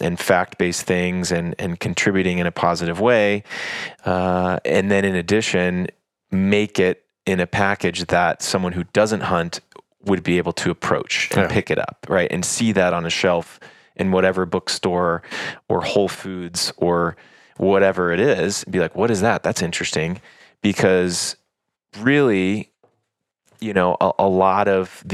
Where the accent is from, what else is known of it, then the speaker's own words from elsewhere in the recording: Texas, United States; moved away; also born or lived in Africa; I grew up in Texas